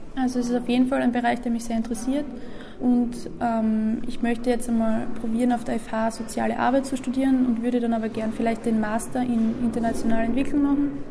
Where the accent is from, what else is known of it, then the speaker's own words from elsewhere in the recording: Seckau, Styria, Austria; in meiner Heimatgemeinde Seckau